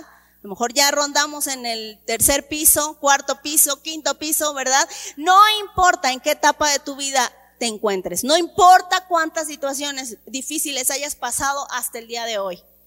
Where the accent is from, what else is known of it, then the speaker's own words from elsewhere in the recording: Mexico; desde que yo nací hay crisis en mi país. Desde que yo nací. Incluso a mí me tocó que devaluaran el peso mexicano